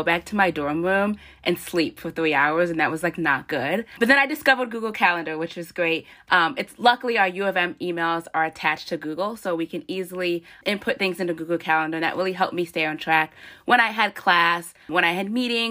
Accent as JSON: {"language": "English", "town": "West Bloomfield", "region": "Michigan", "country": "United States", "said": "I'm a senior from West Bloomfield, Michigan"}